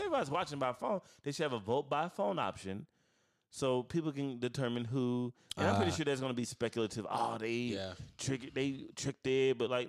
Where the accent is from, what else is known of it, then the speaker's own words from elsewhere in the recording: St. Louis, Missouri, United States; I am from St. Louis. I was so geeked.